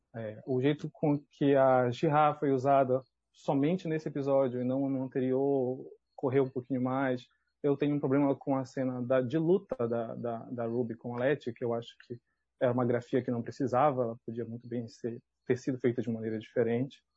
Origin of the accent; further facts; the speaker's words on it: Belém, Pará, Brazil; eu sou de Belém, né, sou do, do eixo sul-sudeste